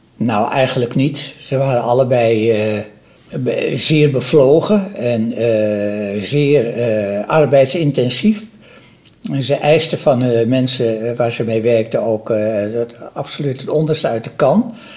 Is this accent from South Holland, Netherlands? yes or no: no; Amsterdam, North Holland, Netherlands; ik ben in Amsterdam opgegroeid